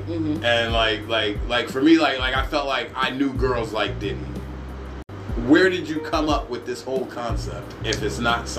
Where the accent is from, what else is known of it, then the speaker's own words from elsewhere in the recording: New York, United States; moved away as an adult; also born or lived in Hawaii; I grew up in New York, this drug dealer culture.